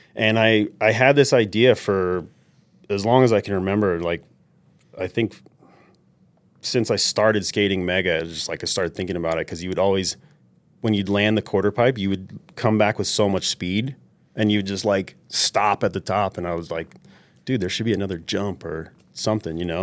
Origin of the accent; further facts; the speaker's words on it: New York City, New York, United States; moved away; I grew up in New York City